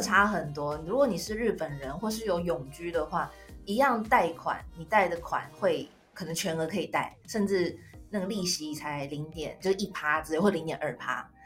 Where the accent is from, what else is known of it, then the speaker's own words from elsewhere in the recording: Taiwan; moved away as an adult; now in Japan; 你怎么知道我是台湾人